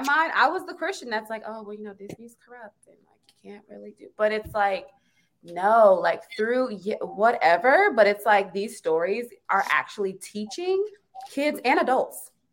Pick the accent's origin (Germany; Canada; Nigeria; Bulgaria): Nigeria; me being Nigerian